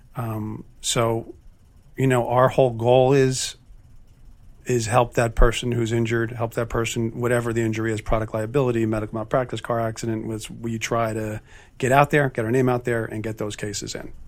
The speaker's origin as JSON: {"language": "English", "region": "New Jersey", "country": "United States", "moved": "as an adult", "said": "I'm from North Jersey"}